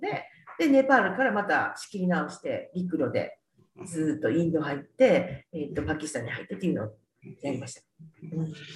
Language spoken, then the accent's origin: Japanese; Kyoto, Japan; also born or lived in Toyonaka, Osaka; 一応育ちは京都なんですけど、えー、生まれたのは大阪の豊中市かな